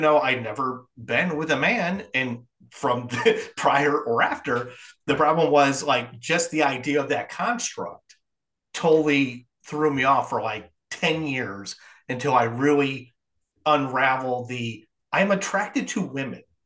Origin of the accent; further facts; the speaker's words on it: Midwest, United States; also born or lived in New York City; now in South Carolina, United States; where I grew up in the Midwest